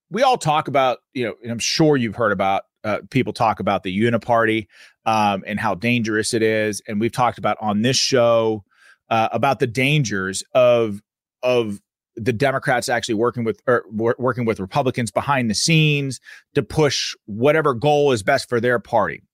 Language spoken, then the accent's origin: English; Pennsylvania, United States; my home state, the Commonwealth of Pennsylvania